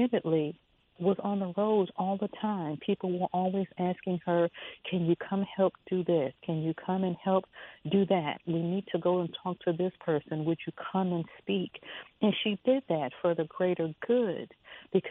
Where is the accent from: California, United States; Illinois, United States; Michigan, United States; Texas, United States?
Illinois, United States; Chicago; I am from Chicago